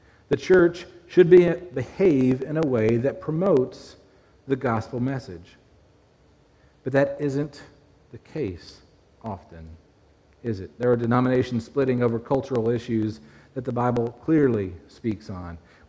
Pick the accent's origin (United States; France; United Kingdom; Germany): United Kingdom; Glasgow, Scotland; moved away; So I grew up in Glasgow. Many of you know that, and don't hold it against me.